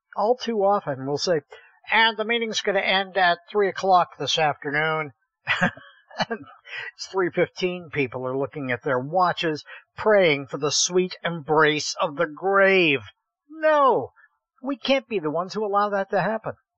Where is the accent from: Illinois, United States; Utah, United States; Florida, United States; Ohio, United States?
Ohio, United States; Columbiana; I grew up in Columbiana, Ohio, the little town no one has ever heard